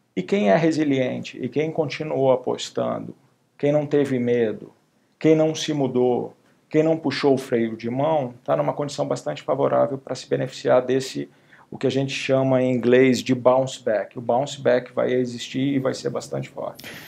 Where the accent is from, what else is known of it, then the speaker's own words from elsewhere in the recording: Belém, Pará, Brazil; moved away as an adult; also born or lived in United States / São Paulo; a gente morava num prédio alto lá em Belém, eu sou originário de Belém do Pará.